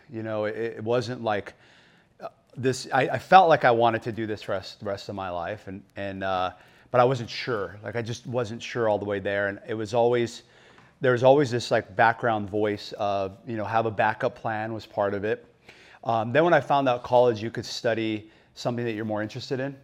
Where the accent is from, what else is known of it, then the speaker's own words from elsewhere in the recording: Phoenix, Arizona, United States; I grew up in, uh, West Phoenix, so born and raised in Arizona